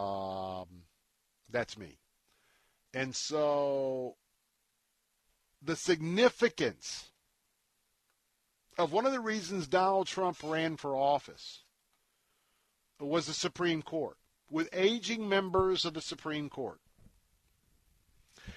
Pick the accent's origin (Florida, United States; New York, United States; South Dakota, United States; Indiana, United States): Florida, United States; for us Flatlanders here, born and raised in Florida